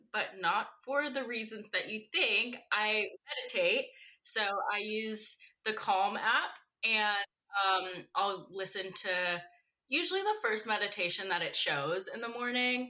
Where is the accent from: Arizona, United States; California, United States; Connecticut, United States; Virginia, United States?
Virginia, United States; Roanoke; in a town called Roanoke, Virginia